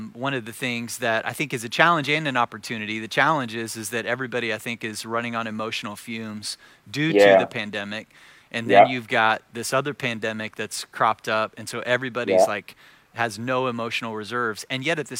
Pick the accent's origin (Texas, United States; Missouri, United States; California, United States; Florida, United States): Missouri, United States; Joplin; I grew up in this town in Southwest Missouri